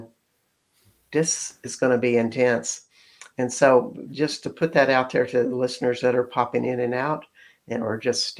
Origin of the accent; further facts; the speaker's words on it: Texas, United States; we're all from Texas